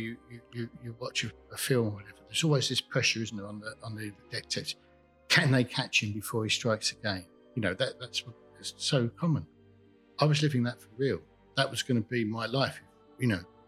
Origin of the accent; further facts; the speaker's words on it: Enfield, London, United Kingdom; I grew up in Enfield in North London